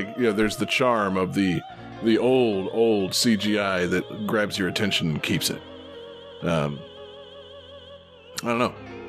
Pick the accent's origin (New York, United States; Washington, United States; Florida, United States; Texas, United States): Florida, United States; We're all from Florida